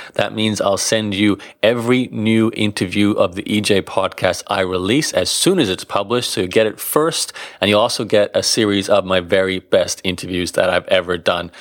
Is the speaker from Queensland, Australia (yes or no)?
yes; Brisbane, Queensland, Australia; Brisbane, my hometown.